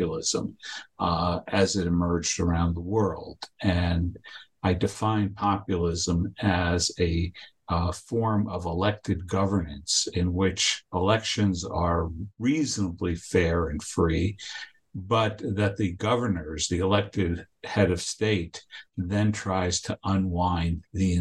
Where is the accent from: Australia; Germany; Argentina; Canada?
Argentina; now in United States; I was born in Argentina, and I'm an immigrant to the United States.